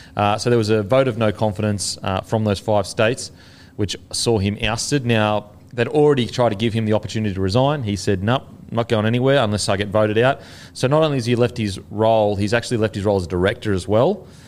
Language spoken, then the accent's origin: English; Australia; as an Australian